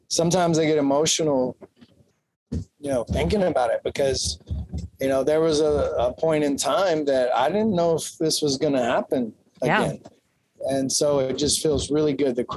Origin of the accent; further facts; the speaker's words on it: Kentucky, United States; I'm from Kentucky